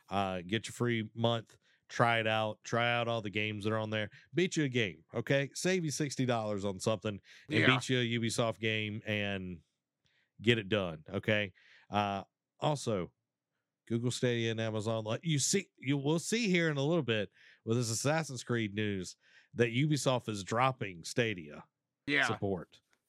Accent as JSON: {"language": "English", "country": "Canada", "said": "I am Canadian, so I feel like I need to watch it."}